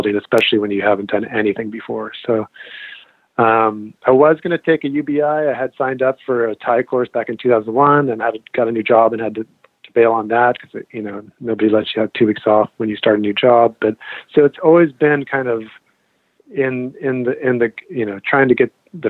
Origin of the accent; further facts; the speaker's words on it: Marin County, California, United States; I grew up in Marin County, California